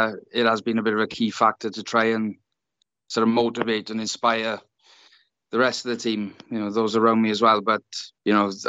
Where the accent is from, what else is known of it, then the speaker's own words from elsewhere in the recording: South Wales, United Kingdom; union was the main sport growing up in South Wales in particular